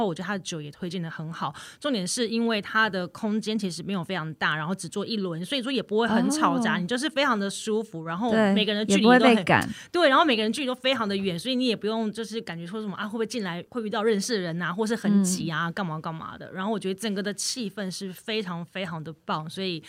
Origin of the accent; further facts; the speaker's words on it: Taiwan; 我们台湾人